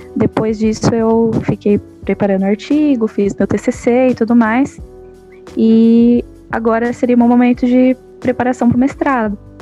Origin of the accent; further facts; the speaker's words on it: São Caetano do Sul, São Paulo, Brazil; eu sou de São Caetano